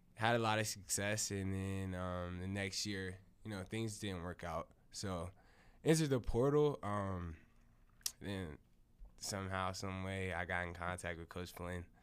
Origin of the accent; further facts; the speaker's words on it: Saint Mary's County, Maryland, United States; moved away; I'm from Maryland. Um, a small town. Um, Saint Mary's County